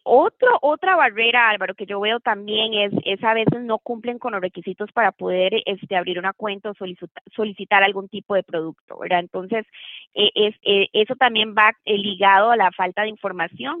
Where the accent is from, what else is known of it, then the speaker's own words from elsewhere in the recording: Costa Rica; moved away as an adult; now in Tennessee, United States; Yo soy de Costa Rica, nací que sí en Costa Rica y me gradué de la Escuela de Derecho en Costa Rica.